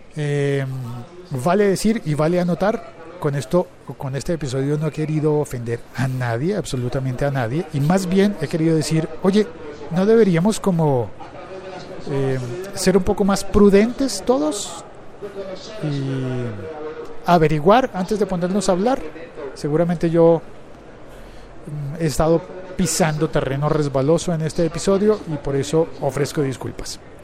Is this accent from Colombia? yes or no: yes; Colombia; el, país en el que yo vivo y transmito, origino este podcast, es el país de narcos